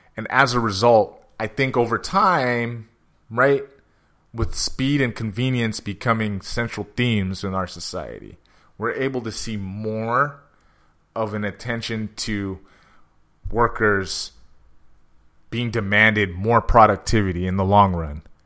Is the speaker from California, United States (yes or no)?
yes; San Jose, California, United States; I'm from San Jose